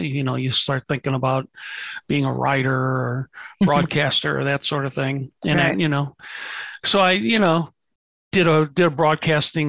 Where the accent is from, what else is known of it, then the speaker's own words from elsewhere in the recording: St. Louis, Missouri, United States; I grew up in St. Louis, Missouri